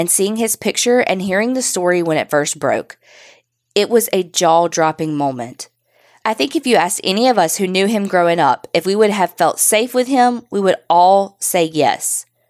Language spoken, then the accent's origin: English; Barnwell, South Carolina, United States; I grew up in Barnwell, South Carolina, which is a really small town. Everybody knew everybody's business.